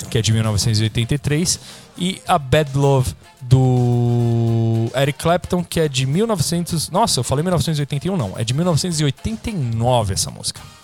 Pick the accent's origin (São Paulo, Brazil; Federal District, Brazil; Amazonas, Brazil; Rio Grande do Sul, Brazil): São Paulo, Brazil; a gente é do mesmo bairro, né, aqui da Zona Leste de São Paulo